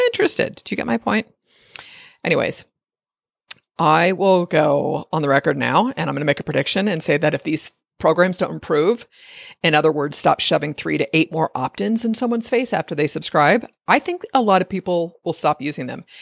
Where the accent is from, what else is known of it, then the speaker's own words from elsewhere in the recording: United States; I'm an American